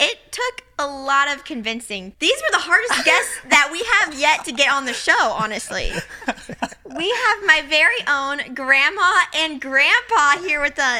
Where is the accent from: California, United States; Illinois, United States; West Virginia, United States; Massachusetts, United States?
Illinois, United States; Quincy; moved away; my hometown, Quincy, Illinois.